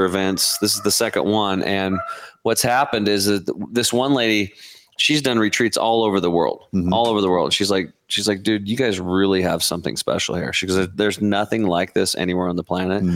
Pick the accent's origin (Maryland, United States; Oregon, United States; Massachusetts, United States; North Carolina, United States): Oregon, United States; I'm from Oregon